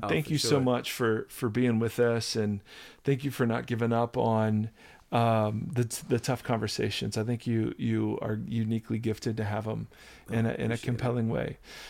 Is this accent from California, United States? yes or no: no; Ohio, United States; I grew up in Ohio.